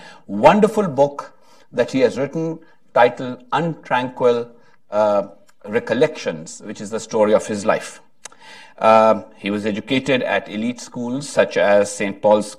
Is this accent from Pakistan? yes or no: yes; Pakistan; I come from Pakistan